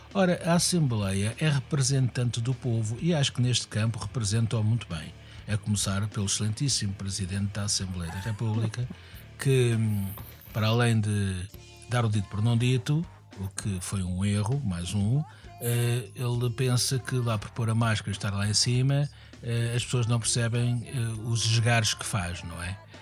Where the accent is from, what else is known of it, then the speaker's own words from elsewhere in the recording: Lisbon, Portugal; eu, como Lisboeta